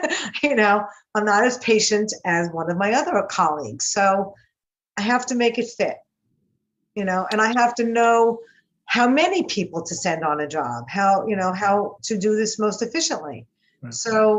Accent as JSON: {"language": "English", "region": "New York", "country": "United States", "accent": "New York", "lives_now": "Encino, United States", "said": "You know, you can tell I'm from New York. And I have, you know"}